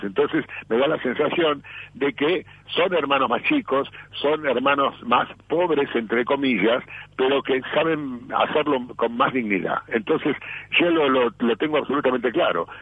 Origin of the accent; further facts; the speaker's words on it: Argentina; soy argentino hasta la muerte